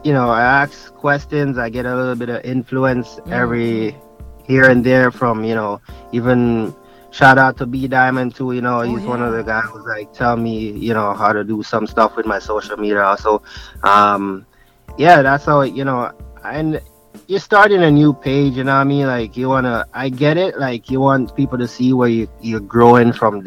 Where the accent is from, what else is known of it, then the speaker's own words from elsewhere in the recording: Jamaica; born there; I'm like, heck yeah, I'm African, but I was born in Jamaica